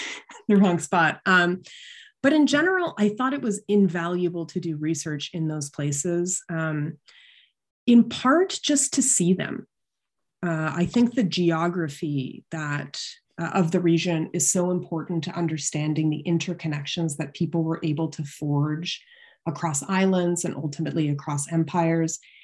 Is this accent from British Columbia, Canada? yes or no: no; London, Ontario, Canada; also born or lived in Toronto; I grew up in London, Ontario, uh, which is just across the border from Syracuse in Canada.